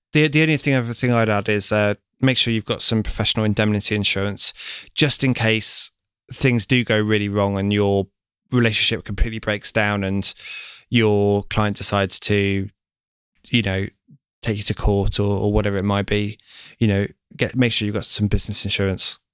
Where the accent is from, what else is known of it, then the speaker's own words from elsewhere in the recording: Lincoln, East Midlands, United Kingdom; now in London, United Kingdom; I'm from Lincoln